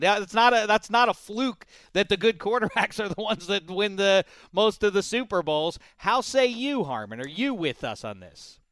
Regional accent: Pittsburgh, Pennsylvania, United States; I just went to all the pit games when I was growing up in Pittsburgh

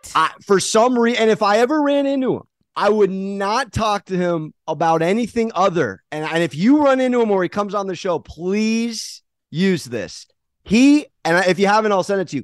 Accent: San Diego, California, United States; I'm from San Diego

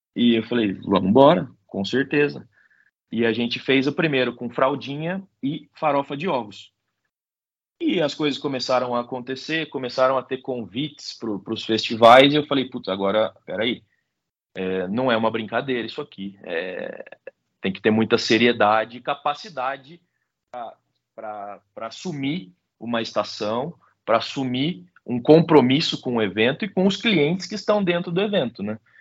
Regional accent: Botucatu, São Paulo, Brazil; Botucatu é nossa cidade natal, né? Foi onde eu nasci, onde eu cresci.

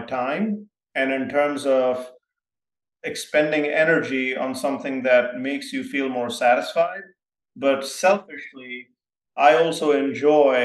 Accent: Mumbai, Maharashtra, India; also born or lived in small town in India (boarding school); grew up in my first, about until I was 10, in a big city called Bombay, India

